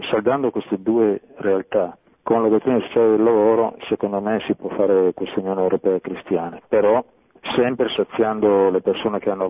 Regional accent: Monferrato, Piedmont, Italy; now in Turin, Italy; sono cresciuto da bambino a Monferrato, tra i boschi di Macagnone che è bocca del Valcerrino

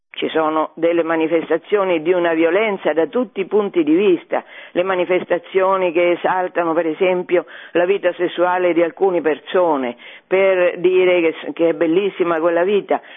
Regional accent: Fabriano, Marche, Italy; io sono di Fabriano

